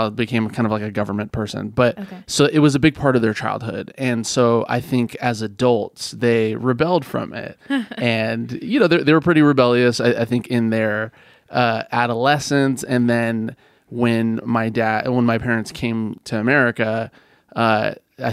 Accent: Healdsburg, California, United States; moved away as an adult; also born or lived in Fresno, California; I grew up in Healdsburg

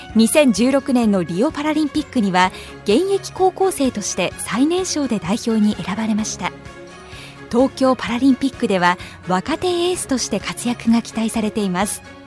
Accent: Nagasaki, Japan; 地元長崎のチームに入りました。

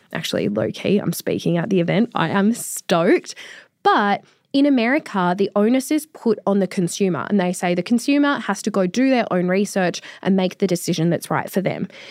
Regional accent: Australia; as an Australian

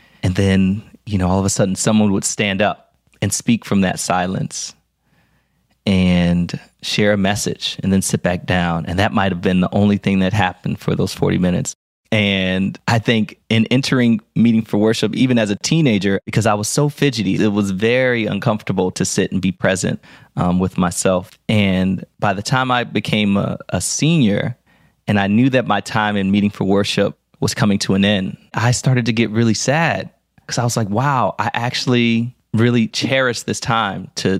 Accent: Philadelphia, Pennsylvania, United States; I told you I grew up in West Philly, and I grew up going to Baptist church.

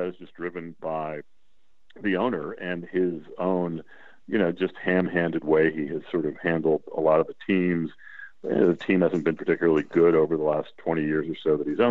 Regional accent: New England, United States; now in Washington, D.C., United States; we're from New England

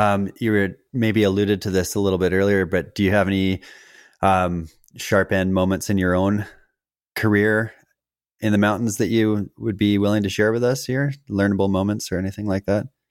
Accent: Western Canada, Canada; as a kid growing up in Western Canada

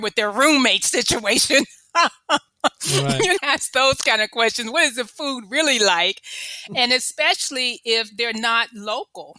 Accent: Memphis, Tennessee, United States; moved away as an adult; also born or lived in California; I grew up in Memphis

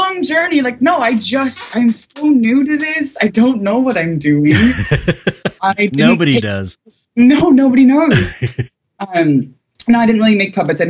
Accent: Kansas, United States; moved away as an adult; also born or lived in Chicago; I'm from the middle of nowhere. I'm from Kansas.

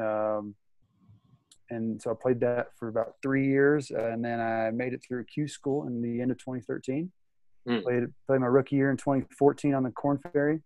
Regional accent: Louisville, Kentucky, United States; originally I'm from Louisville, Kentucky. I was born there, lived there pretty much my whole life.

